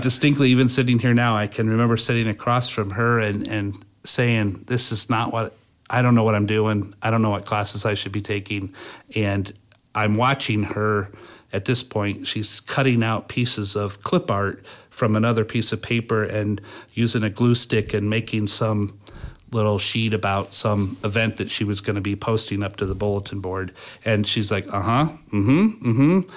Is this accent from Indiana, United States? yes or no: yes; Fort Wayne, Indiana, United States; I've lived in Fort Wayne all my